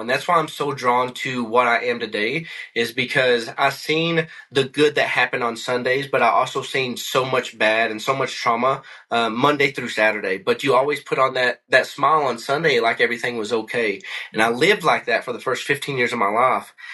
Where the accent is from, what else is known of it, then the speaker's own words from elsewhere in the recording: McCreary County, Kentucky, United States; moved away as an adult; also born or lived in Hawaii / Tennessee / Missouri; now in Colorado, United States; I grew up in McCory County, Kentucky